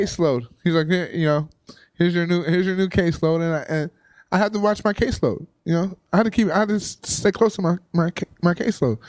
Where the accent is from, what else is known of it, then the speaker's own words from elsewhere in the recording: Compton, California, United States; moved away as an adult; also born or lived in San Francisco; I, I'm from Compton. I never, I never really moved outside of Southern California.